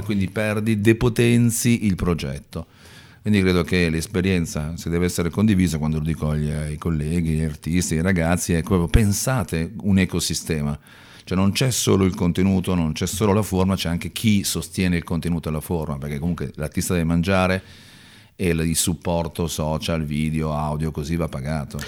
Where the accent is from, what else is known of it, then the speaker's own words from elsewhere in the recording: Milan, Lombardy, Italy; also born or lived in Brusuglio (Cormano) / Padua; io sono di Milano